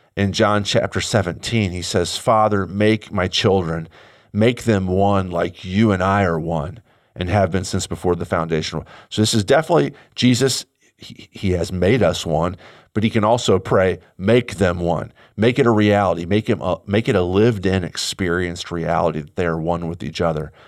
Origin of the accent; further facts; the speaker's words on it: United States; I'm an American Christian